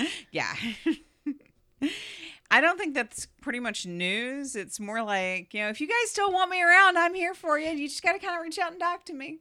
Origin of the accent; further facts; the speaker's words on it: United States; Being American